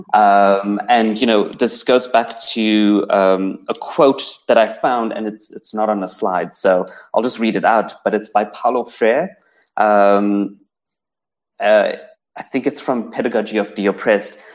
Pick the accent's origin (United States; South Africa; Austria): South Africa; first language English; as a South African Indian growing up in South Africa, um, my accent, my the the fact that I speak standard English, that I that I am a monolingual English speaker